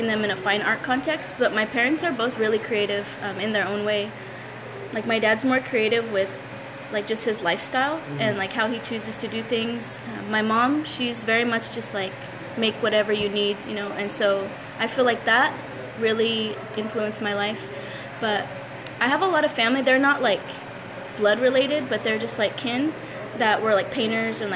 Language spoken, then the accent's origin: English; Fresno, California, United States; Born and raised in Fresno, Highway City specifically